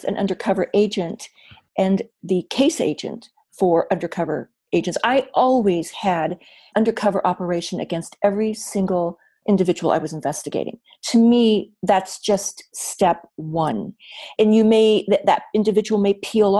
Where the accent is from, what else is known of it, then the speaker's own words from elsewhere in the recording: Wyoming, United States; moved away as an adult; I told them all about growing up in Wyoming